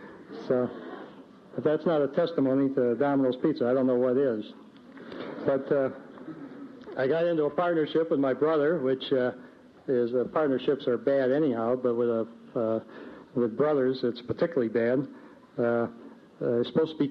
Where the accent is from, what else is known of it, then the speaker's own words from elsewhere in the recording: Ann Arbor, Michigan, United States; also born or lived in Jackson, Michigan; about 7 miles away from my hometown of Ann Arbor